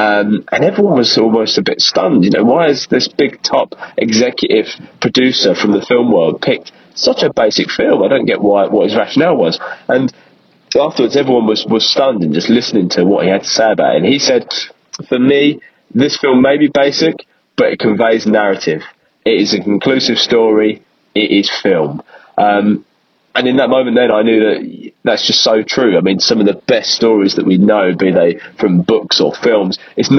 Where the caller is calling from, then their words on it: London, United Kingdom; I'm a huge fan and regular listener of your podcast. I'm actually calling from London, England.